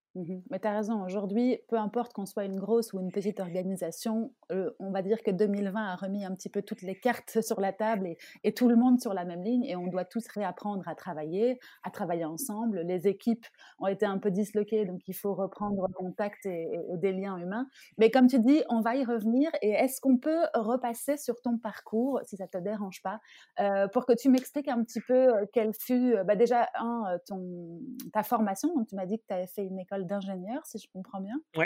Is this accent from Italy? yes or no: no; France; now in Belgium; je suis française